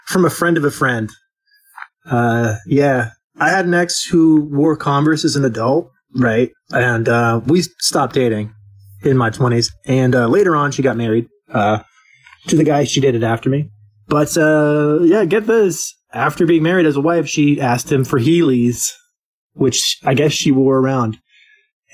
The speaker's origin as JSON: {"language": "English", "country": "United States", "moved": "as an adult", "lives_now": "Alberta, Canada", "said": "I'm still American"}